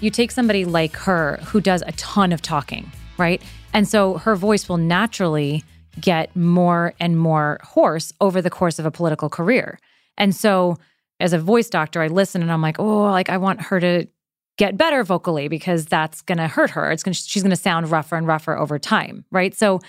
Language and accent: English; New York, United States; I'm from New York, so I have heard it.